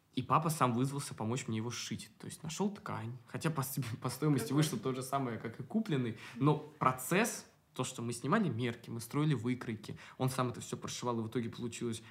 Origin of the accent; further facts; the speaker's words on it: Moscow, Russia; Я коренной. Ну, два поколения считается Москвы. Москвич